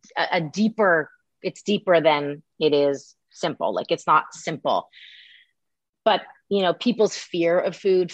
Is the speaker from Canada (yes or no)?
yes; Canada; moved away; also born or lived in New York; I'm from Canada and I grew up learning French as well